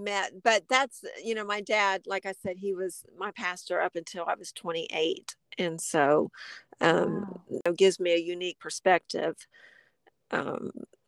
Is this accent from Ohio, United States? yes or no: yes; Springfield, Ohio, United States; I was born and raised in Springfield, Ohio